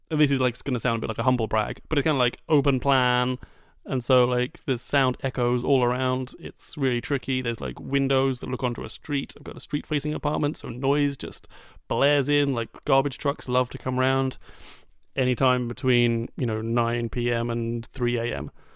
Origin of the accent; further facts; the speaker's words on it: United Kingdom; I'm British